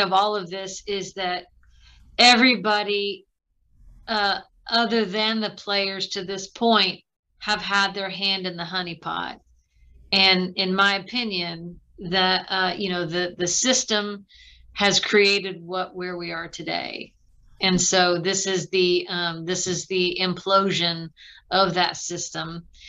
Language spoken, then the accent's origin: English; Midwest, United States; two kids growing up in the Midwest